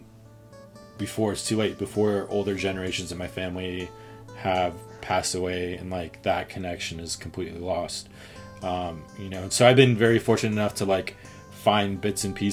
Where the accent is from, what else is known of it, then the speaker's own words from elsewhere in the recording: Hawaii, United States; I was born in Hawaii